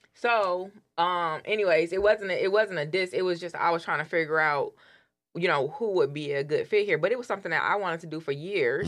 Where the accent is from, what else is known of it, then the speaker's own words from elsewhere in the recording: Detroit, Michigan, United States; I grew up in Detroit in the hood.